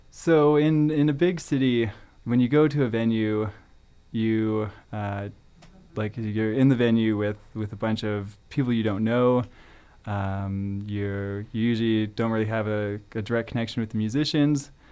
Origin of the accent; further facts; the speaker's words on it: Calgary, Alberta, Canada; moved away as an adult; now in Prince George, Canada; I grew up in Calgary